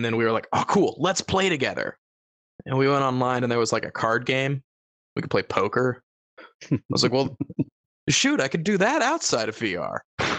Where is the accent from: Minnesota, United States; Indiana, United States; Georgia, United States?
Georgia, United States; I'm from Georgia. I can do it.